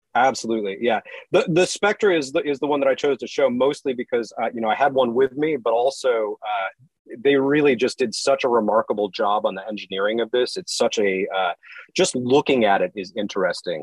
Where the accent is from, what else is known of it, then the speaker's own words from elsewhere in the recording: San Francisco, California, United States; moved away; also born or lived in Tennessee / North Carolina; we're originally from San Francisco